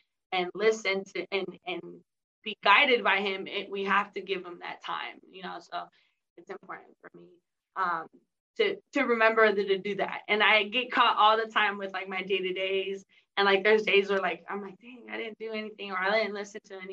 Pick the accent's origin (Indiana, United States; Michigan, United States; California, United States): California, United States; San Diego; I'm from San Diego. And so we have the Rock Church